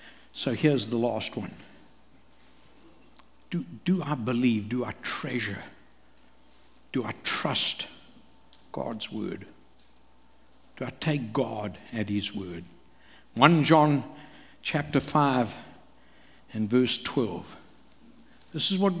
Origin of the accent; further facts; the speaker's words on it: KwaZulu-Natal, South Africa; I grew up in KwaZulu among the Zulu people in Africa.